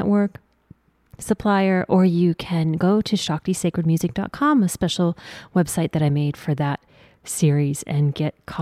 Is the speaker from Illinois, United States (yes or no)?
no; South Dakota, United States; I grew up in South Dakota